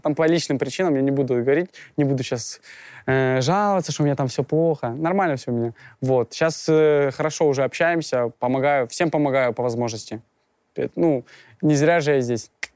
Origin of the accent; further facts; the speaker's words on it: Ukraine; now in Russia; Я родом из Украины, я прилетел сюда из Украины, и жил я изначально в, в деревне